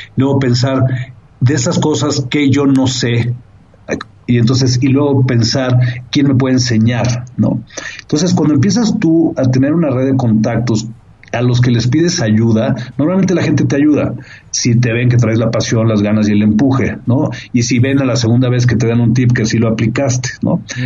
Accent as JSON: {"language": "Spanish", "country": "Mexico", "said": "tengo un orgullo fuerte de ser mexicano"}